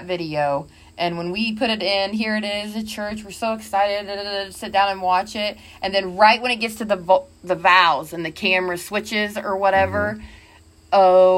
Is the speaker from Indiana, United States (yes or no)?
yes; Indiana, United States; moved away; my accent because I was from Indiana